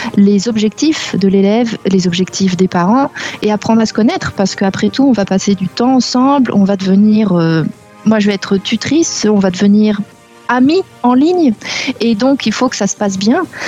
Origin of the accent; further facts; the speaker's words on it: Normandy, France; also born or lived in South America / Barcelona; now in Limoges, France; à la base, je suis de Normandie